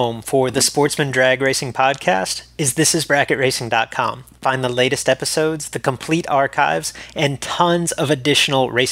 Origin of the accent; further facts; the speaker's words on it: Texas, United States; I grew up in the Texas area